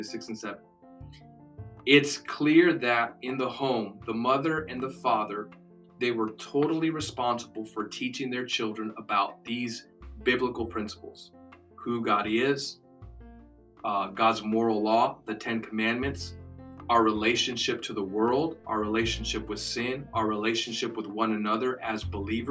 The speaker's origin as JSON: {"language": "English", "country": "United States", "said": "we're American Christians"}